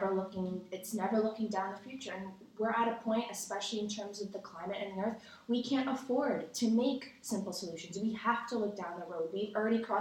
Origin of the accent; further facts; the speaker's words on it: United States; speaking as an American